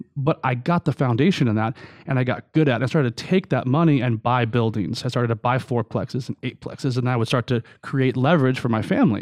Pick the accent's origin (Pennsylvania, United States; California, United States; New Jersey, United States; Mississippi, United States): California, United States; Long Beach; I was raised in Long Beach, California.